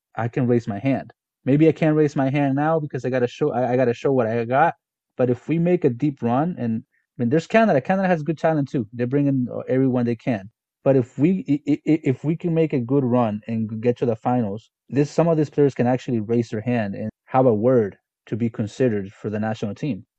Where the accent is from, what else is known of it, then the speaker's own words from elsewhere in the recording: Guatemala; I'm from Guatemala